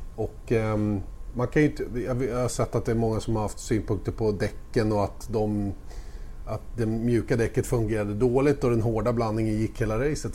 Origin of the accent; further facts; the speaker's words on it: Sweden; jag är som svensk